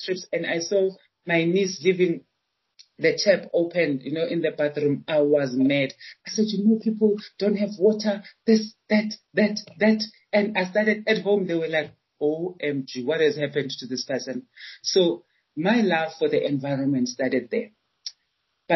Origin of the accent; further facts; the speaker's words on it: Johannesburg, Gauteng, South Africa; also born or lived in Chiawelo, Soweto; I was born in Orlando, so Orlando, Eastern Soweto